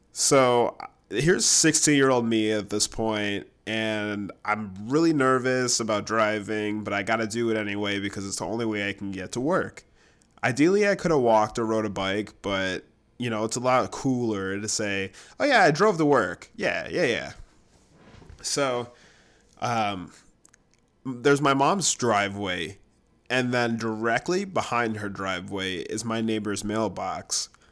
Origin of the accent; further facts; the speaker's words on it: Grand Island, New York, United States; moved away; I'm from Grand Island, which is in between Niagara Falls, New York, and Buffalo.